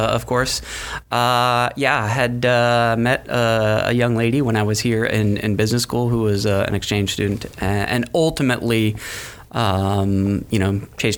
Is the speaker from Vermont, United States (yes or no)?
no; Gainesville, Florida, United States; moved away; also born or lived in Atlanta / Paris; I was born in Gainesville